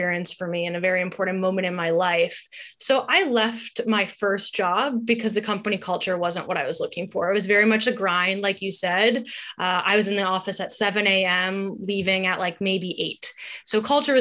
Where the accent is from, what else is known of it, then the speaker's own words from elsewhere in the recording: Wayzata, Minnesota, United States; moved away as an adult; also born or lived in Wisconsin / Brazil; now in New York, United States; we're both from Minnesota and we both went to school in the Midwest. I love it. It's a great place to grow up